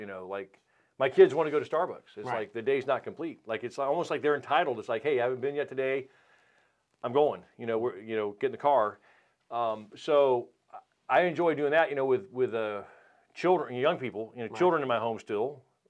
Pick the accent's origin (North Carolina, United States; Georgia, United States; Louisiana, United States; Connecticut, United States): North Carolina, United States; Winston-Salem; Well, I'm from Winston-Salem, okay. Right here.